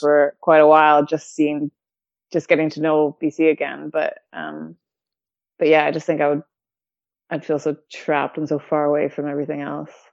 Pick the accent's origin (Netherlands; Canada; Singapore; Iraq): Canada; Calgary, Alberta; born or raised there; also born or lived in Victoria; now in United Kingdom